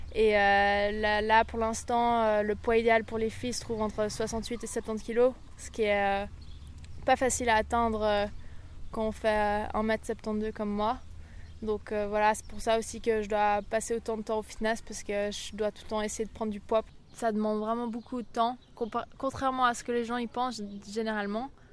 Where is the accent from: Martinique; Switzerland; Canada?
Switzerland; en ayant vécu toute ma vie au bord du lac